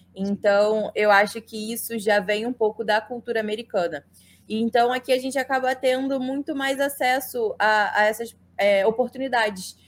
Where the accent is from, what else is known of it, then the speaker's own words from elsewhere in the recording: Saquarema, Rio de Janeiro, Brazil; now in United States; me mudei para Saquarema quando eu tinha nove anos